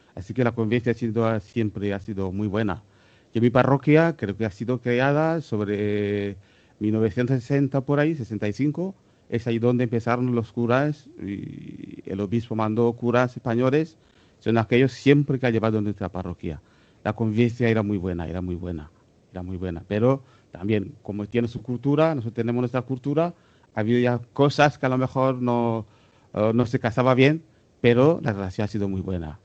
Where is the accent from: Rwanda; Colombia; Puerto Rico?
Rwanda; moved away; apareció en nuestra tierra. Estoy muy orgulloso de que ella ha visitado también mi tierra